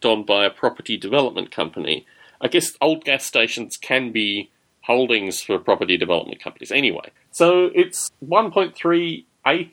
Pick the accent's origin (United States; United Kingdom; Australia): Australia; when I was growing up in Australia